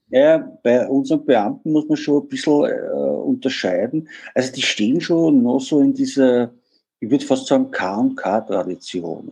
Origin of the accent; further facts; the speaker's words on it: Vienna, Austria; also born or lived in Germany; wie man hört, bin ich Österreicher oder genauer gesagt Wiener